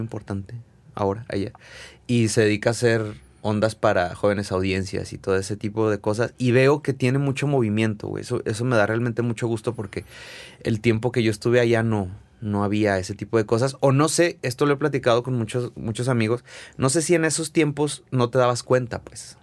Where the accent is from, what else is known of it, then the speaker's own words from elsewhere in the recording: Zacatecas, Mexico; moved away as an adult; now in Guadalajara, Mexico; Nacido y criado en Zacatecas